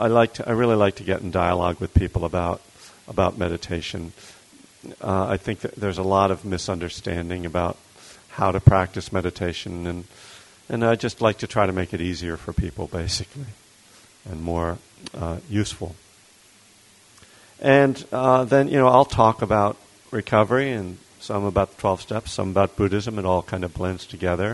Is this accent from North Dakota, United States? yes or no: no; Bethlehem, Pennsylvania, United States; now in Berkeley, United States; I was born and raised in Bethlehem, Pennsylvania, which is in eastern Pennsylvania, right near the Jersey border.